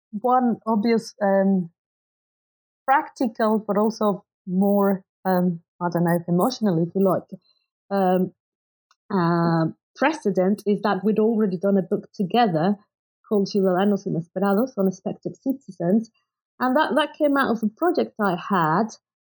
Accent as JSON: {"language": "English", "country": "Mexico", "tie": "born or raised there", "moved": "as an adult", "said": "because I basically studied, although I grew up in Mexico, I'd done my undergraduate and graduate studies abroad."}